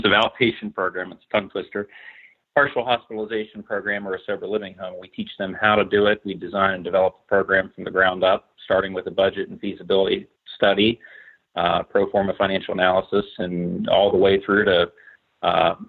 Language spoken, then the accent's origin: English; Morgantown, West Virginia, United States; also born or lived in Pittsburgh; I was born in Morgantown. I grew up here